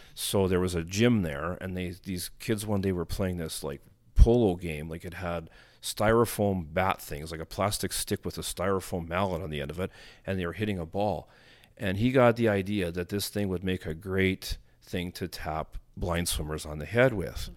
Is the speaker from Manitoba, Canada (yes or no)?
yes; Winnipeg, Manitoba, Canada; I was born in Winnipeg, and I grew up, you know, of course, most of my early, you know, preschool years in Winnipeg